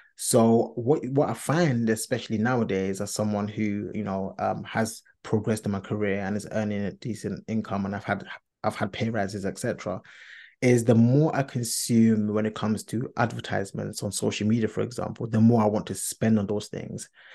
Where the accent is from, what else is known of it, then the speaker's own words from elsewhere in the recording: London, United Kingdom; Of course, I am a Londoner. We are Londoners.